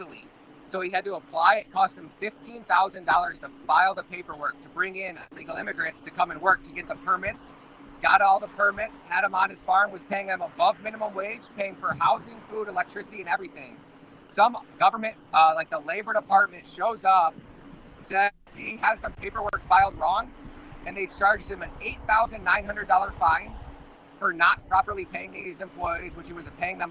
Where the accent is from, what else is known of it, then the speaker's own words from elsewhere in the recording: Michigan, United States; I'm from Michigan